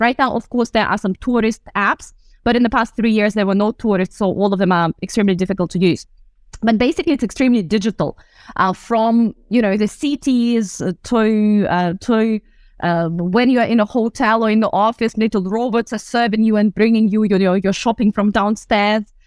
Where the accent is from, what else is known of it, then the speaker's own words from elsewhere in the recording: Russian Far East, Russia; moved away; I was born in the Far East of Russia, um, very close to the China border.